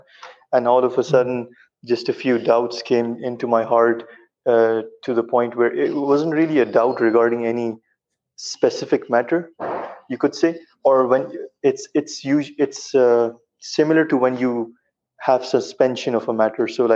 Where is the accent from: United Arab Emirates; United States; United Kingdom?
United Arab Emirates; I'm from the UAE. I'm originally from Pakistan, but I've been born and raised